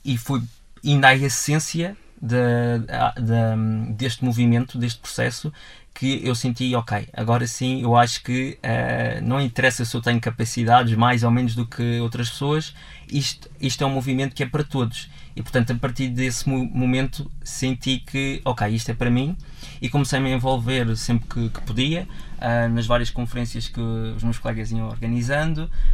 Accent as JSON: {"language": "Portuguese", "country": "Portugal", "said": "nós, enquanto portugueses, num todo enquanto povo português"}